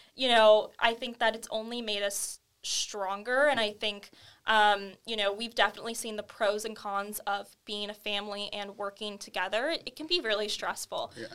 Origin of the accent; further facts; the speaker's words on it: Camarillo, California, United States; I'm born and raised in Camarillo, California.